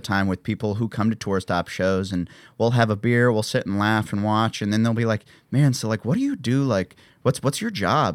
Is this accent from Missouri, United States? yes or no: yes; Columbia, Missouri, United States; moved away; Columbia, the city I grew up outside